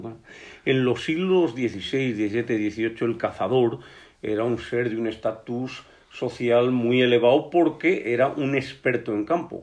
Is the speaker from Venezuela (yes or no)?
no; Spain; also born or lived in León; nuestro país es el ejemplo mejor de naturaleza bien conservada de toda Europa